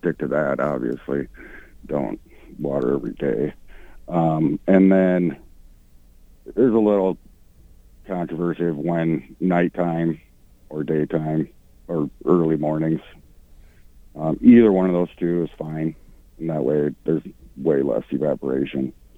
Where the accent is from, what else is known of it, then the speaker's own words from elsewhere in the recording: Sioux Falls, South Dakota, United States; moved away as an adult; now in Mankato, United States; I'm originally from Sioux Falls.